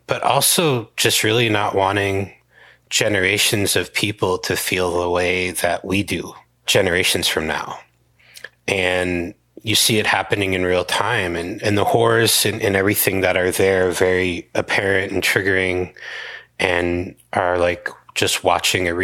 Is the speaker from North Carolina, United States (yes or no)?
no; Hawaii, United States; I'm a Kanaka Maoli, Native Hawaiian